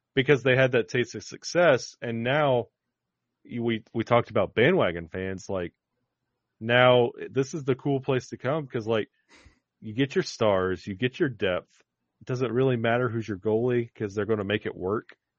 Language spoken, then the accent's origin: English; Birmingham, Alabama, United States; I grew up in Birmingham, Alabama